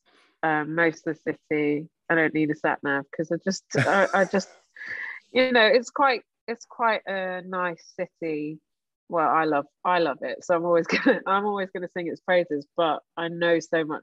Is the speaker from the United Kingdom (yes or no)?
yes; London, United Kingdom; I was born in the Royal Free in Camden